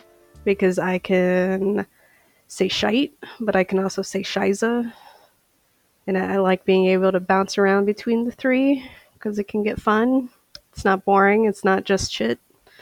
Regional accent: St. Paul, Minnesota, United States; I am a eyewear specialist, and I am from St. Paul, Minnesota.

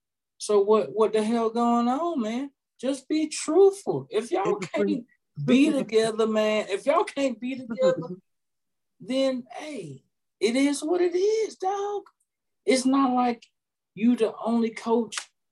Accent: Georgia, United States; I'm from Georgia, only an hour and a half away from Atlanta.

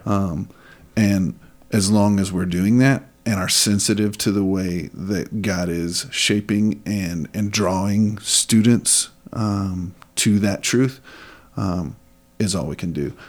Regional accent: West Texas, United States; moved away as an adult; now in Kandern, Germany; Growing up in West Texas in a Southern Baptist environment

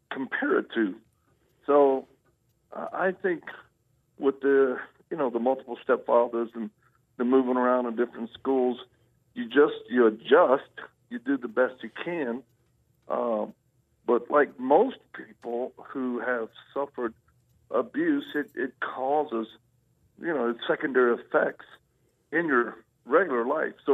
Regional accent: Louisiana, United States; also born or lived in Mississippi / Texas; Well, I, I'm a Southern boy. I was born in Louisiana

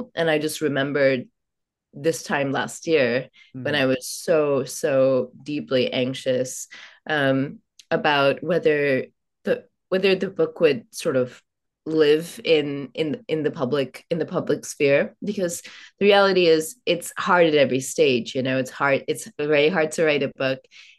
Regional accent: Oman; I grew up in Oman, and I'm from India. Both my parents are Indian.

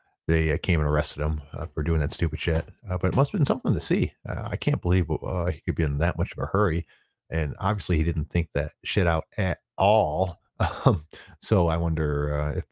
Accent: Detroit, Michigan, United States; I'm from the Detroit area

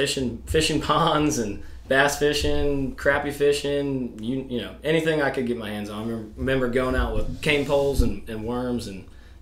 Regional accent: United States; also born or lived in Alaska; I grew up in the Chesapeake Bay, born and raised.

